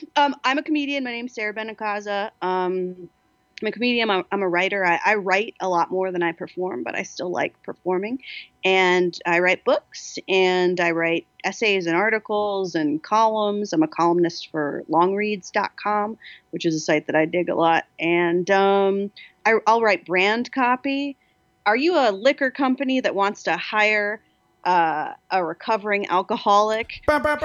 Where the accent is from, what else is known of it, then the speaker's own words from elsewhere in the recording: New Jersey, United States; now in Los Angeles, United States; I'm from New Jersey